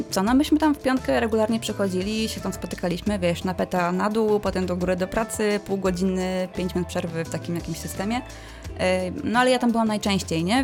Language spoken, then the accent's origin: Polish; village near Września, Greater Poland, Poland; moved away as an adult; also born or lived in Słupca / Pyzdry; now in Poznań, Poland; wróciłam e, do domu na moją wieś pod Wrześnią